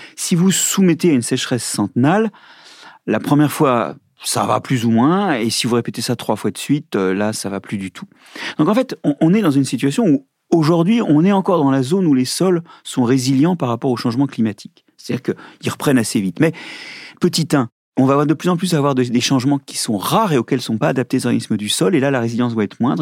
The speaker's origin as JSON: {"language": "French", "region": "Brittany", "country": "France", "said": "je suis breton"}